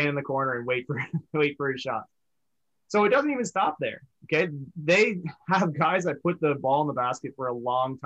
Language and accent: English; Canada; as a Canadian Hoops fan